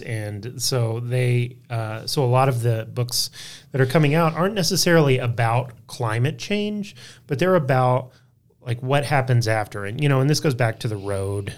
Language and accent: English; Texas Panhandle, United States; I grew up in the Texas Panhandle too